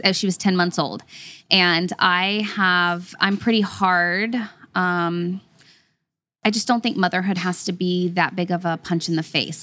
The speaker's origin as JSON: {"language": "English", "town": "Dallas", "region": "Texas", "country": "United States", "tie": "born or raised there", "said": "I grew up in Texas"}